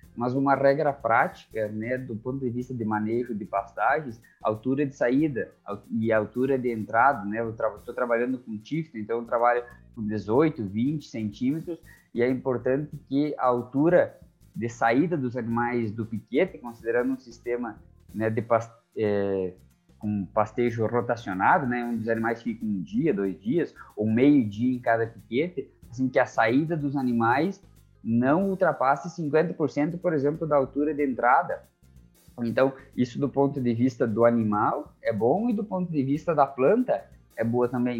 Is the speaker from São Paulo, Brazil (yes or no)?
no; Santa Catarina, Brazil; eu sou natural de Santa Catarina